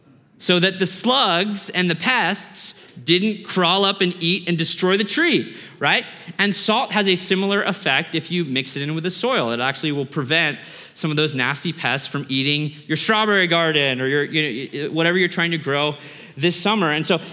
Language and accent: English; Australia; born there; I was born in Australia. My mom is Australian.